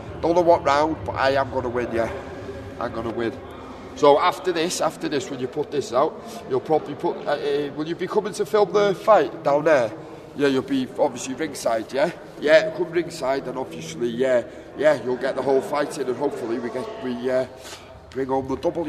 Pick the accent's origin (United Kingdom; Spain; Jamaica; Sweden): United Kingdom; North Wales; I'm from North Wales, mate, yeah, North Wales.